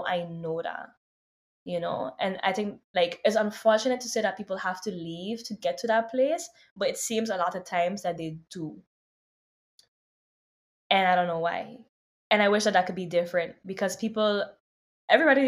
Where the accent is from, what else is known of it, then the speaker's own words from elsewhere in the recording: Sint Maarten; also born or lived in New York, United States; now in Los Angeles, United States; growing up on St. Martin